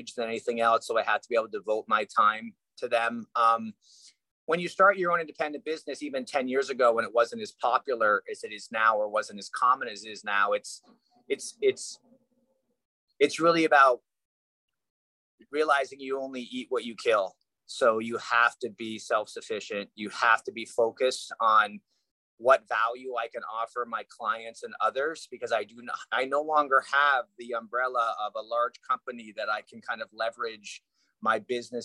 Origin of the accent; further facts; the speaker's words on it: Canada; moved away as an adult; now in Los Angeles, United States; I grew up in Canada